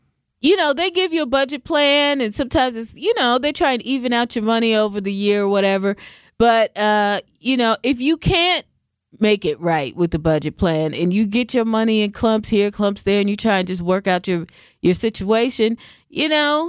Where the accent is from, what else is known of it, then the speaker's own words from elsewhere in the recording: Washington, United States; also born or lived in Southern California / Central California; now in Wisconsin, United States; I mean, I'm from Washington. I'm saying Washington State, not D.C. I lived in Southern California. I lived in Central California. I've lived here in Wisconsin.